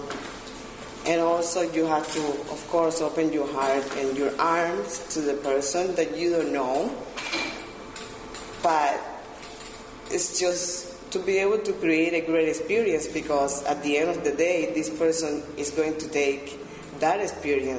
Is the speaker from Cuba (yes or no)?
yes; Cuba; moved away as an adult; now in Peterborough, Canada; I am originally from Cuba. I've been in town for 10 years.